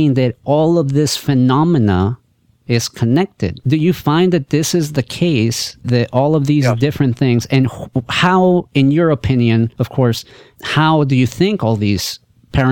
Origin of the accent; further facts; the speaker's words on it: El Salvador; I'm actually from Latin, you know, I'm from El Salvador, so I speak Spanish